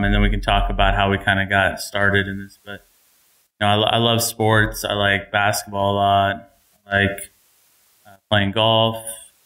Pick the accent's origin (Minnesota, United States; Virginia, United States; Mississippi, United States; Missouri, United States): Missouri, United States; moved away as an adult; also born or lived in Idaho / Uruguay; now in Utah, United States; So I'm originally from Missouri. That's where I went to high school